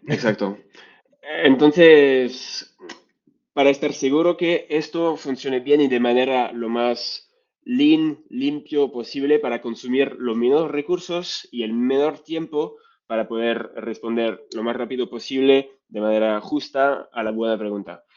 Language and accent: Spanish; France; accent: French; Spanish is a second language; moved away as an adult; also born or lived in Vietnam; now in Spain; soy francés, como lo vais a escuchar con mi acento bastante fuerte y mi español a veces un poco, un poco débil